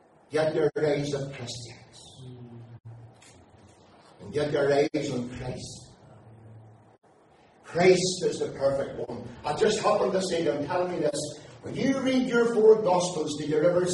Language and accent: English; Aughnacloy, Northern Ireland, United Kingdom; my hometown of Auchmacloy